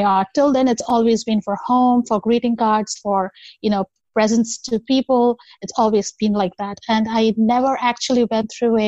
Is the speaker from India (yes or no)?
yes; Kolkata, West Bengal, India; now in United States; So I come originally from India, Calcutta, to be precise. It's called Kolkata now. I'm currently in the United States.